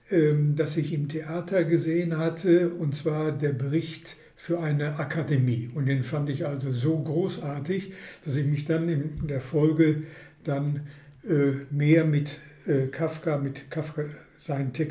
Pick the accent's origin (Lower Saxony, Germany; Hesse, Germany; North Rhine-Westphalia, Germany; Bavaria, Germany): North Rhine-Westphalia, Germany; Hagen; Ja, ich komme aus Hagen